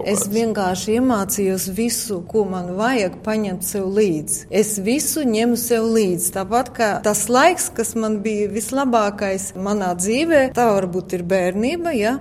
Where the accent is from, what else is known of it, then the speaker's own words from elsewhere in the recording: Latvia; moved away as an adult; now in Australia; Latvija ir manī iekšā, tā ir mana dzimtene.